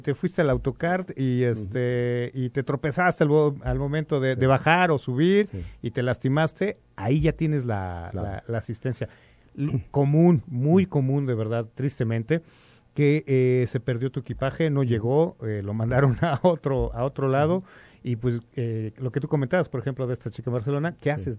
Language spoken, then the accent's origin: Spanish; Mexico; somos, eh, mexicanos